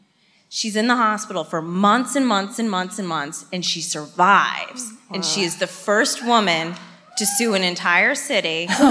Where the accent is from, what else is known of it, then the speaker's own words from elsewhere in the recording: Connecticut, United States; moved away as an adult; also born or lived in Medford, Massachusetts; now in Massachusetts, United States; I've lived here for 5 years, but I'm from Connecticut.